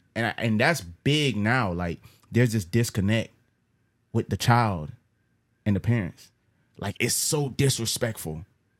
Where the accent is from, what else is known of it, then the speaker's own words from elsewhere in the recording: Jamaica; Listen, I'm from Jamaica.